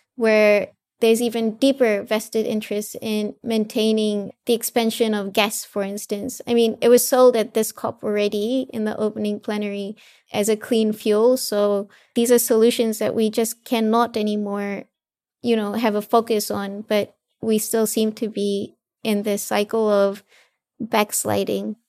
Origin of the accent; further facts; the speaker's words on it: Fiji; I'm actually from Fiji, so I'm from a small island developing state in the Pacific